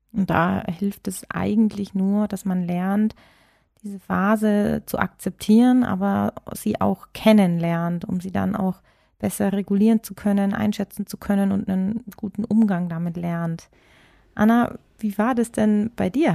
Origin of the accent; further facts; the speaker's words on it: Bavaria, Germany; ich bin hier sogar geboren